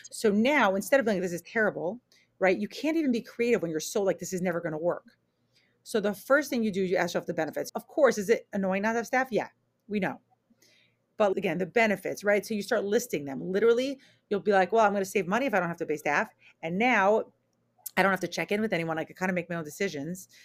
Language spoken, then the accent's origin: English; New York, United States; moved away as an adult; also born or lived in Israel; now in Portland, United States; I'm originally from New York